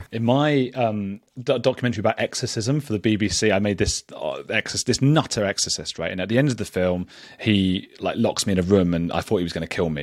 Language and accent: English; England, United Kingdom; we're English